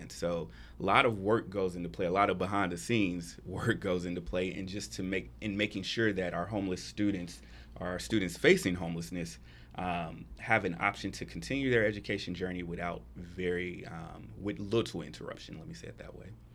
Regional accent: Atlanta, Georgia, United States; moved away as an adult; now in Texas, United States; I'm actually from Atlanta. I've been in Texas for about four years now

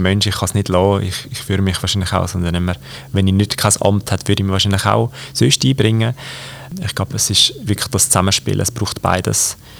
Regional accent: Aargau, Switzerland; Grossrat jetzt bei uns im Aargau

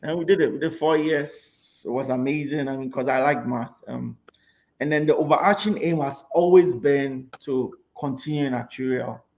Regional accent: Kumasi, Ashanti, Ghana; moved away as an adult; now in United States; I grew up in Kumasi to start off with.

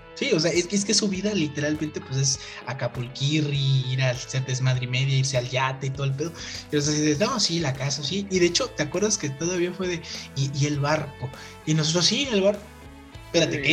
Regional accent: Mexico; uno como mexicano

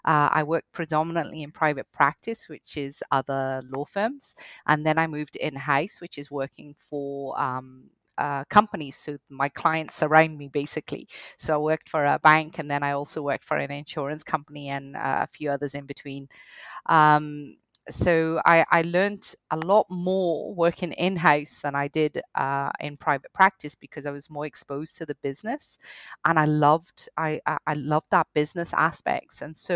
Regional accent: Cardiff, Wales, United Kingdom; accent: hybrid Welsh-Scottish; also born or lived in Scotland; I started off, I grew up in Wales, in Cardiff to be specific. I did my law degree in Scotland, hence the accent, hybrid accent. You notice the Welsh when I've had a few wines.

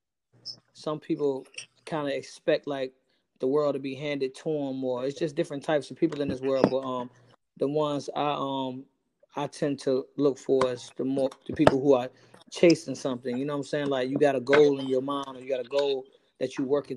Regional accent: Norfolk, Virginia, United States; I'm from Norfolk, Virginia.

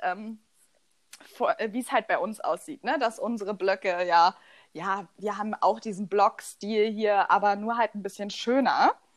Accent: eastern Germany, East Germany, Germany; Bei uns im Osten

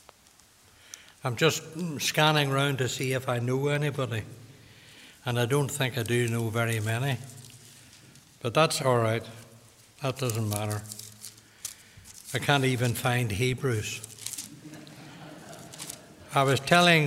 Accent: Limavady, Northern Ireland, United Kingdom; I'm from Limavady

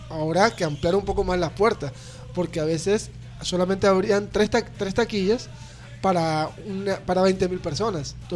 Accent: Barranquilla, Atlántico, Colombia; aquí en mm. Barranquilla tenemos una, ventaja

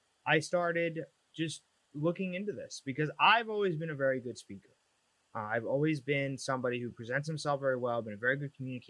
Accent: Long Island, New York, United States; moved away as an adult; now in New Jersey, United States; originally I'm from Long Island. I lived there for about 28 years.

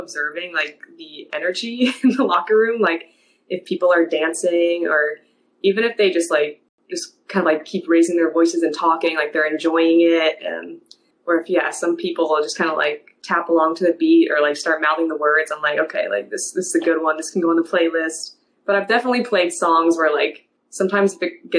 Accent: Kansas City, Missouri, United States; I'm from Kansas City.

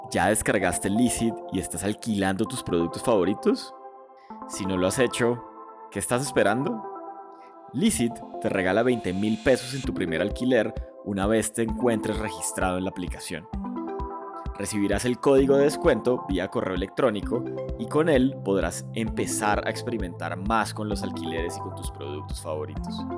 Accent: Colombia; como decimos aquí en Colombia

